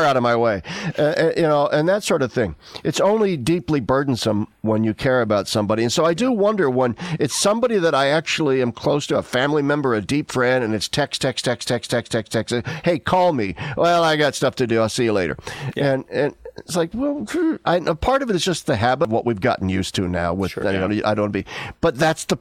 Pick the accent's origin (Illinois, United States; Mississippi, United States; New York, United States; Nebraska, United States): Nebraska, United States; moved away; I live 1,300 miles away from my home state of Nebraska, where all of my family still lives